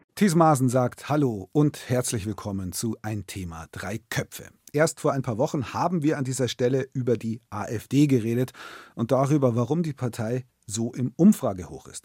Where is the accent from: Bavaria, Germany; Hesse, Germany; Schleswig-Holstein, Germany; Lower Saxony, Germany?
Bavaria, Germany; Hier bei uns in Bayern